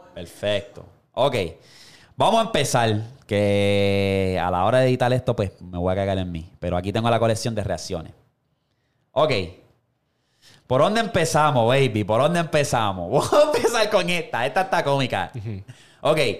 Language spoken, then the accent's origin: Spanish; Puerto Rico; eso es Puerto Rico full life. Eso es parte de mi infancia